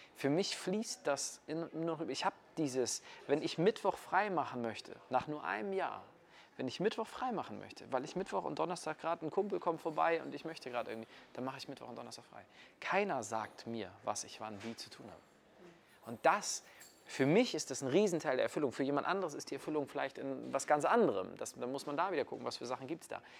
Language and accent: German; Kiel, Schleswig-Holstein, Germany; wir sind hier gerade in München, ich komme aus Kiel